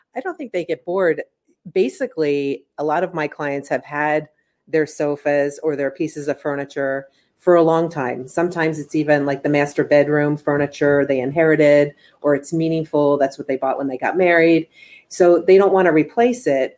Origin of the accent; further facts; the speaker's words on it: East Coast, United States; now in California, United States; I'm originally from the East Coast, so I just remember most homes like my mom's or my aunt's or my cousin's